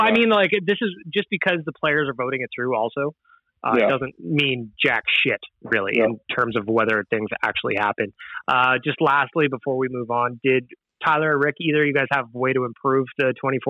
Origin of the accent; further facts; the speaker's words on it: Edmonton, Alberta, Canada; We're all from Edmonton.